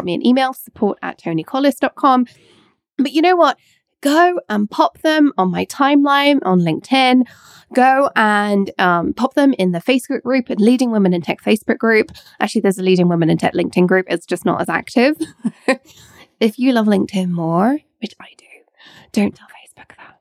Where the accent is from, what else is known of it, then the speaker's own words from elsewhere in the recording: England, United Kingdom; now in Scotland, United Kingdom; I live in Scotland and I was born in Scotland, I went to school in England, spent most of my childhood in England